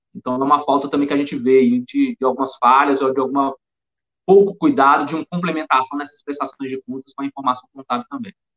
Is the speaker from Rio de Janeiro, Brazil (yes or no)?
no; Belo Horizonte, Minas Gerais, Brazil; accent: mineiro; sou de Belo Horizonte